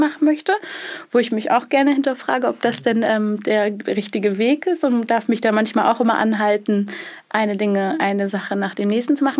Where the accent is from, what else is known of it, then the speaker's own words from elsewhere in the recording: Schleswig-Holstein, Germany; ursprünglich ähm, aus Schleswig-Holstein aus äh, vom Bauernhof